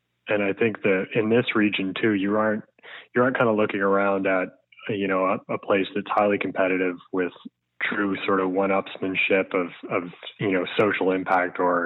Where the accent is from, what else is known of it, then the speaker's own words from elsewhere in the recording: New Brunswick, Canada; I grew up in New Brunswick